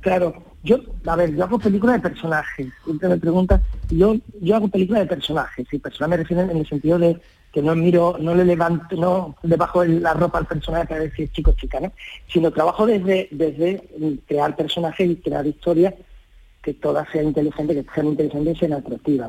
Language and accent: Spanish; Lebrija, Andalusia, Spain; aquí está lo, lo más importante de mi vida, es Lebrija